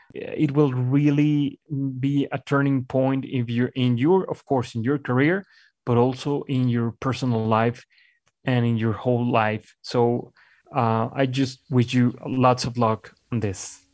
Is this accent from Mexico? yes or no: yes; Mexico; English is a second language; moved away as an adult; also born or lived in Colombia / Miami / Buenos Aires; returning to my home country